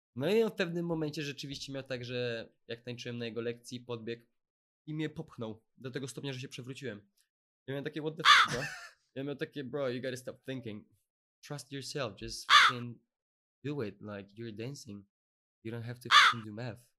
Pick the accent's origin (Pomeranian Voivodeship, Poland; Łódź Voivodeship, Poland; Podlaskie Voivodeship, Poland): Łódź Voivodeship, Poland; Łódź; ja też jestem z Łodzi